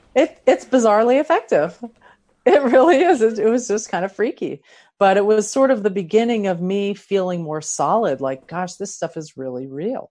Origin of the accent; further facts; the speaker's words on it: Philadelphia, Pennsylvania, United States; also born or lived in San Diego County; now in San Diego, United States; I'm originally from Philadelphia